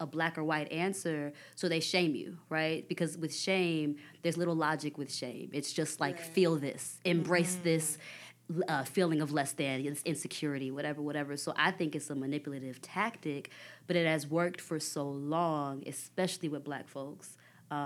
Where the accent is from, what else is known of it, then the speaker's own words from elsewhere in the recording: Dallas, Texas, United States; I'm from Dallas